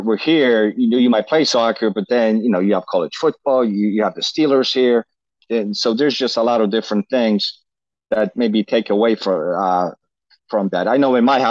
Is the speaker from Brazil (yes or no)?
no; Poland; now in United States; growing up in Poland